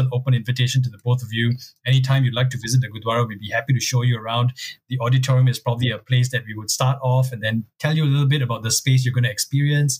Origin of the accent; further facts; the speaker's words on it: Singapore; growing up in Singapore for in the early mid-80s